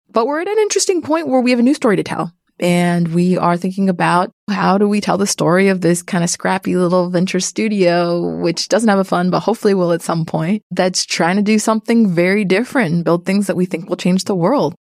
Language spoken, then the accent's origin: English; Canada; moved away; I'm also Canadian